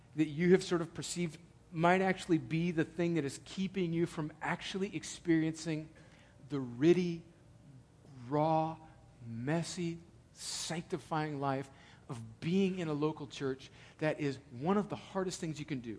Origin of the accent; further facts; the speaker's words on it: El Centro, California, United States; now in Atlanta, United States; when I go home to El Centro